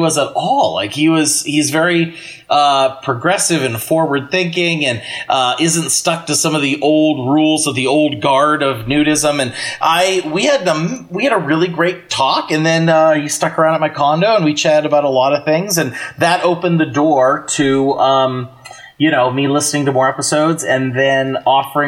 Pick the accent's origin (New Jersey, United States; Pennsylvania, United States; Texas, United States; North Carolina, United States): Pennsylvania, United States; I grew up in Pennsylvania